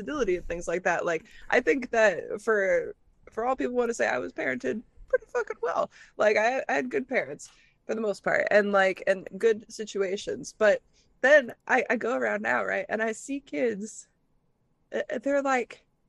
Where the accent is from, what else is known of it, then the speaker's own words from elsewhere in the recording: Midwest, United States; growing up in the Midwest